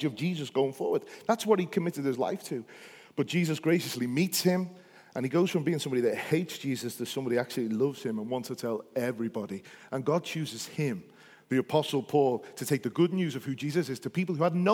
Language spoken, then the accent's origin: English; Liverpool, North West England, United Kingdom; I feel more Northern Irish than I do English. Amen. And I think that's because being a Scouser, we just got a bit of everything in us.